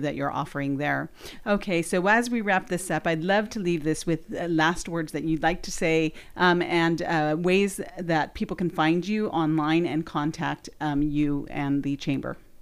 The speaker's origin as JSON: {"language": "English", "region": "Southern California", "country": "United States", "moved": "yes", "said": "I'm from Southern California originally"}